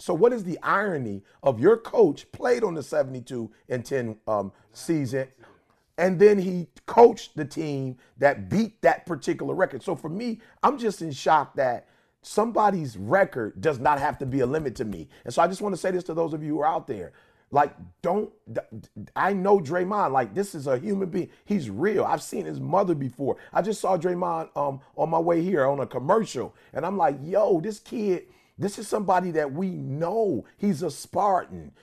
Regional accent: Detroit, Michigan, United States; I'm from Detroit

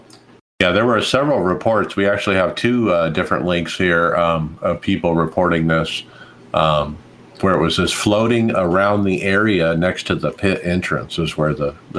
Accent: Phoenix, Arizona, United States; I'm from Phoenix

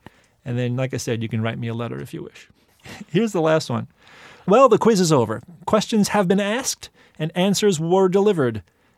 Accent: Hoboken, New Jersey, United States; I grew up in Hoboken, where almost no one has a garage

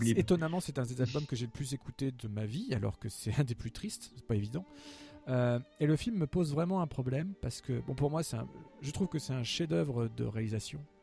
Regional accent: France; en tant que Français

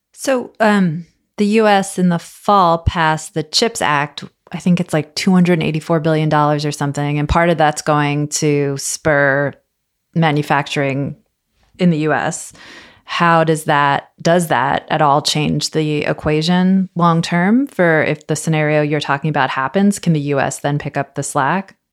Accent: United States; as an American

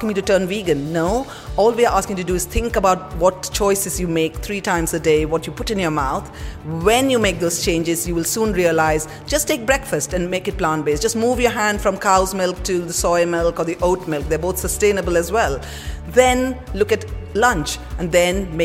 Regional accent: Kolkata, West Bengal, India; I was born in India, in Calcutta, to parents of South Indian origin

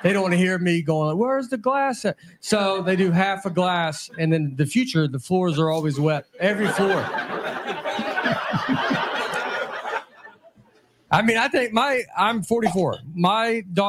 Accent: Tennessee, United States; I'm from Tennessee

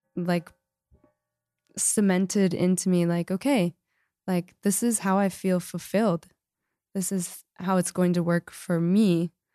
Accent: Lehi, Utah, United States; I'm from Lehigh, and so we're in Salt Lake

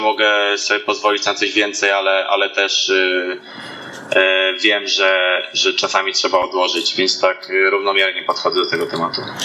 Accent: Namysłów, Opole Voivodeship, Poland; moved away; do rodzinki do Namysłowa, pochodzę z Namysłowa

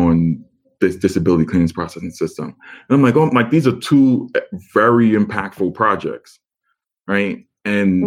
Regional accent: New York City, New York, United States; moved away as an adult; I'm born and raised in Staten Island, never lived anywhere else.

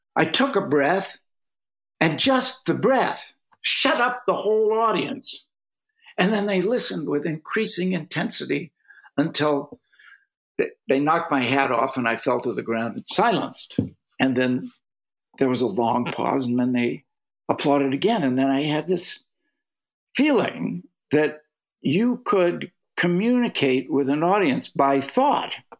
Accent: North Andover, Massachusetts, United States; also born or lived in Cambridge, Massachusetts; I grew up in a little town outside of Boston called North Andover, Massachusetts

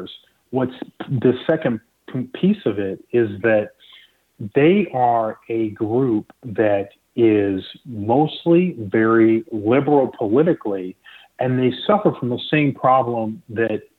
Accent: the Southeast, North Carolina, United States; also born or lived in Nigeria; now in Florida, United States; I was born in Nigeria. I grew up in the Southeast. And I remember in North Carolina

